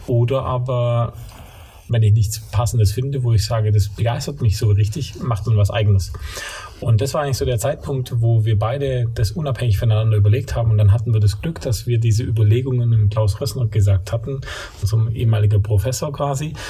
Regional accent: Allgäu, Bavaria, Germany; accent: Swabian (not very strong); now in Stuttgart, Germany; ich bin geboren im Allgäu und aufgewachsen, ähm, schwäbischer Dialekt jetzt nicht ganz so stark, bin aber stolzer Stuttgarter

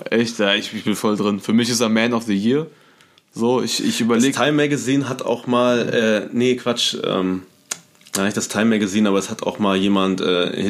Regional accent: Paderborn, North Rhine-Westphalia, Germany; moved away; Ich kannte die noch damals aus Paderborn, einer mhm. Hip-Hop-Hochburg zu der Zeit, wo ich herkomme

